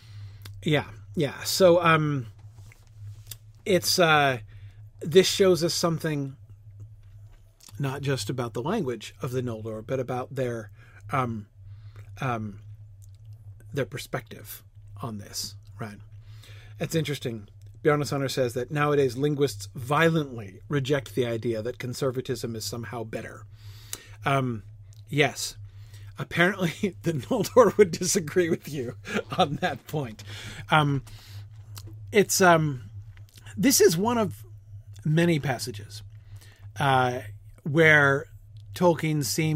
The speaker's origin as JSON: {"language": "English", "country": "United States", "said": "as an American"}